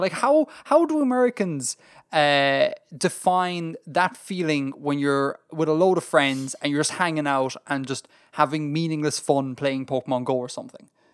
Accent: Ireland; being Irish

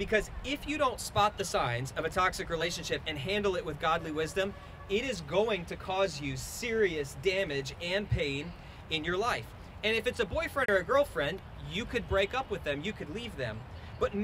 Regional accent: South Florida, United States; I'm from South Florida, and I grew up on a canal

